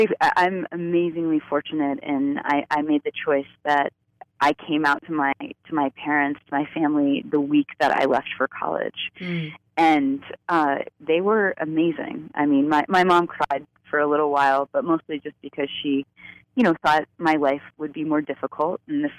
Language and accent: English; Florida, United States; moved away; So I grew up in Central Florida, which was very conservative.